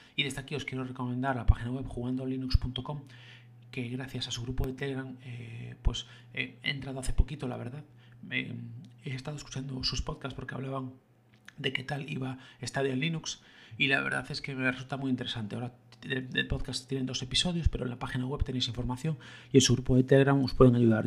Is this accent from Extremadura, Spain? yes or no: no; Galicia, Spain; yo como gallego siempre lo, recité y lo escuché en gallego